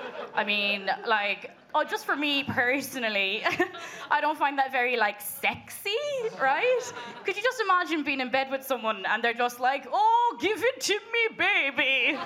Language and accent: English; Munster, Ireland; accent: Kerry; But usually when I tell people I'm from Kerry, they're like, you don't have a Kerry accent.